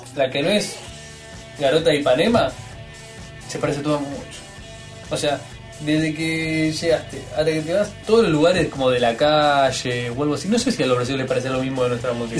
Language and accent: Spanish; Argentina